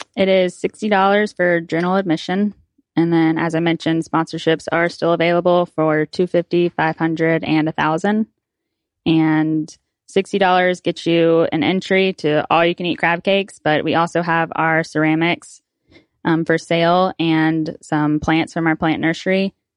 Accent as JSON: {"language": "English", "town": "Pensacola", "region": "Florida", "country": "United States", "said": "I'm from Pensacola"}